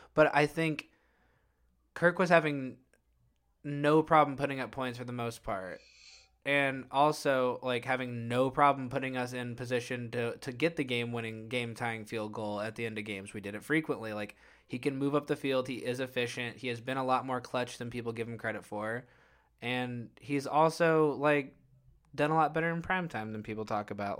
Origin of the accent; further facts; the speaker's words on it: Illinois, United States; we grew up in Illinois